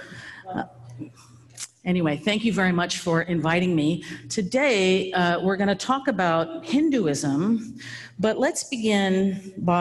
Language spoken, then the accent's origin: English; Napa, California, United States; moved away as an adult; also born or lived in Durham, North Carolina / Alfred, New York / Baltimore, Maryland; I grew up in Napa.